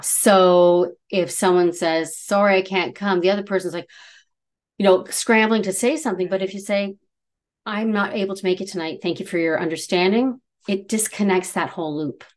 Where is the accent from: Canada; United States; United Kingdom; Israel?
Canada; we're Canadian